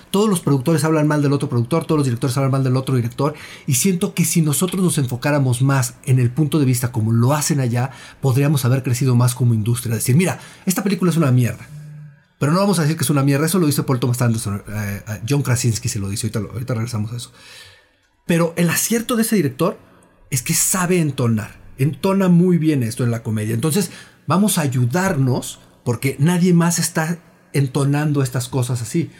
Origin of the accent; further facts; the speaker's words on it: Mexico; nosotros como, como mexicanos